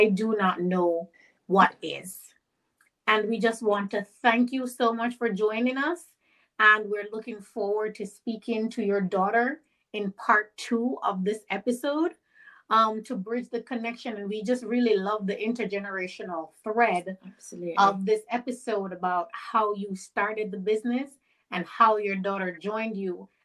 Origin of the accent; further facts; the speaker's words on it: Jamaica; I'm Jamaican